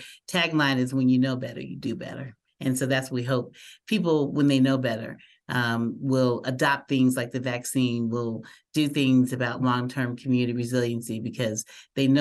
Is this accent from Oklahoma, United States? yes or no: yes; Muskogee, Oklahoma, United States; now in Albuquerque, United States; we grew up in Muskogee, Oklahoma, back in the pseudo South in the late 60s